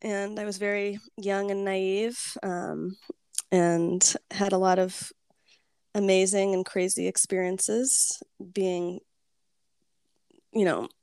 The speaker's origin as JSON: {"language": "English", "area": "Kauai", "region": "Hawaii", "country": "United States", "tie": "born or raised there", "also_born_or_lived": "Los Angeles", "moved": "as an adult", "said": "growing up in Kauai"}